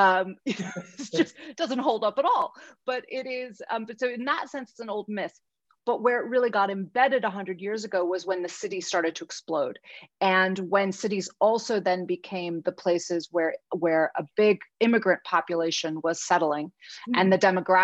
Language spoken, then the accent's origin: English; United States; as an American